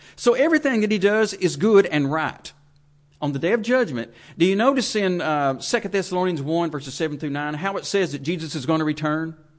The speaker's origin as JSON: {"language": "English", "country": "United States"}